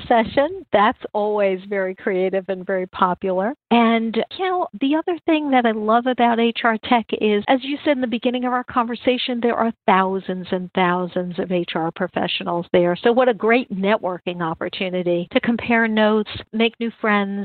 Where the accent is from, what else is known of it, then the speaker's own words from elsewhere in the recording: New York City, New York, United States; Being a kid growing up in New York City